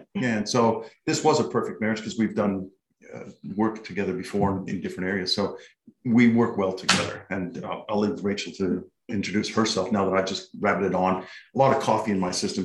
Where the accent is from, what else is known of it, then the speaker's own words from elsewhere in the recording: Canada; now in Australia; I'm from Canada originally. I've been in Australia since 1995